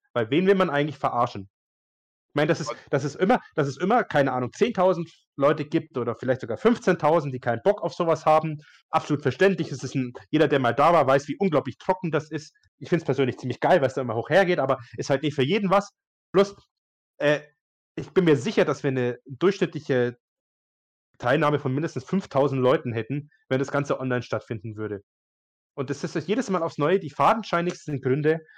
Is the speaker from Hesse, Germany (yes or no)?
no; Bayreuth, Bavaria, Germany; ich komme ja aus Bayreuth